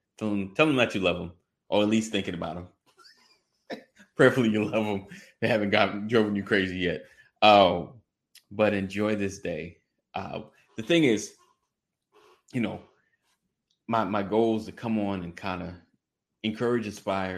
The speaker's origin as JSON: {"language": "English", "region": "New York", "country": "United States", "said": "I'm from New York"}